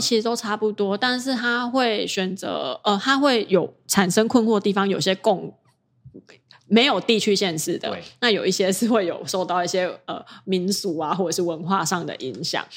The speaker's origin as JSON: {"language": "Chinese", "country": "Taiwan", "said": "因为我是台湾人"}